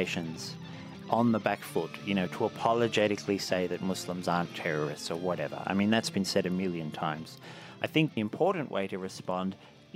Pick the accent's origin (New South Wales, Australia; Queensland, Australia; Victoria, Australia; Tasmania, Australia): New South Wales, Australia; Blue Mountains; born or raised there